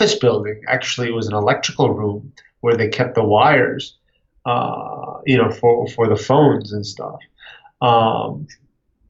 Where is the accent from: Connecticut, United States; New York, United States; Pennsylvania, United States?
Connecticut, United States; also born or lived in San Francisco, California; I was raised in Connecticut